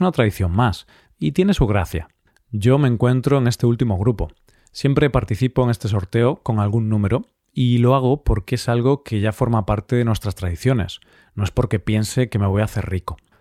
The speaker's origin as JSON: {"language": "Spanish", "country": "Spain", "said": "si estás en mi país, porque en España"}